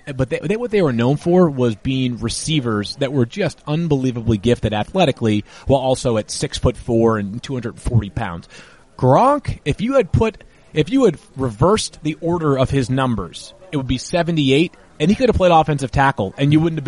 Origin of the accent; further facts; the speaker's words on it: Massachusetts, United States; I grew up in Massachusetts